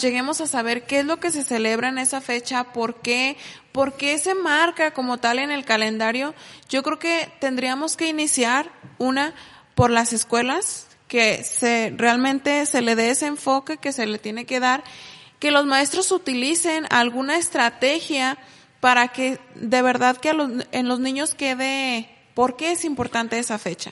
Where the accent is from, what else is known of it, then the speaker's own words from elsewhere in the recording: Mexico; nosotros como mexicanos